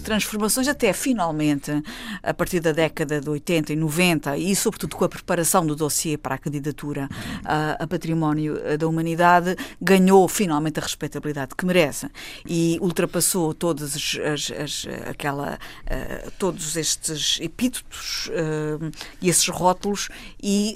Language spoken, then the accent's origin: Portuguese; Azores, Portugal; Como açoriana